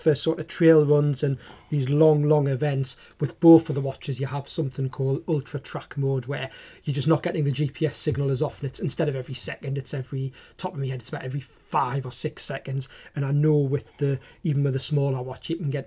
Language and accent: English; Newcastle upon Tyne, North East England, United Kingdom; accent: Geordie; my Geordie accent